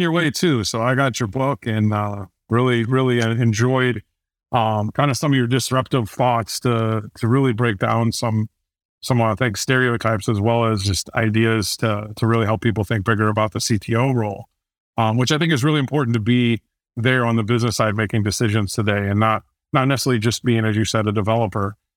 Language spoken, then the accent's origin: English; Fort Wayne, Indiana, United States; I grew up in Fort Wayne, Indiana, uh, very small town